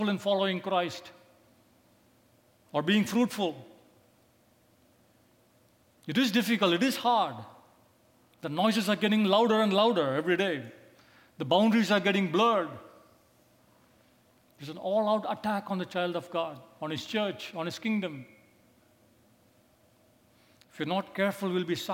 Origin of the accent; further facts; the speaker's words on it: India; I come from India